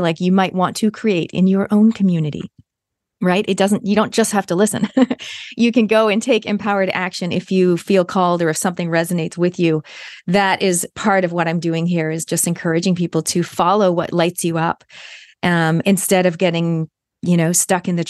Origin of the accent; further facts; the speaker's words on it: Toronto, Ontario, Canada; moved away; When I was growing up in Canada with me and my three sisters in Toronto